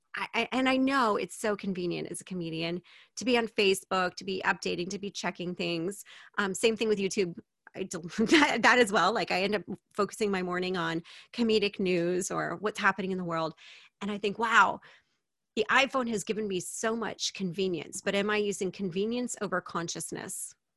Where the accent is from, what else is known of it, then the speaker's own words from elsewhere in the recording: United States; moved away as an adult; now in Japan; I speak English. I'm American. I've lived in Japan